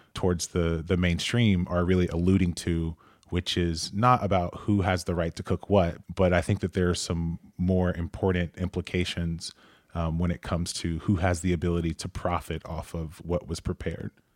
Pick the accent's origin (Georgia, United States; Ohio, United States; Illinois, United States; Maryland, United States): Georgia, United States; Atlanta; I'm from Atlanta